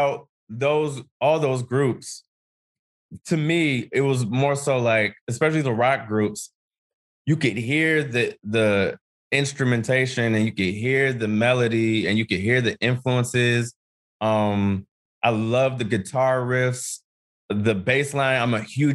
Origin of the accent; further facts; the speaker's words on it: Ohio, United States; I grew up in Ohio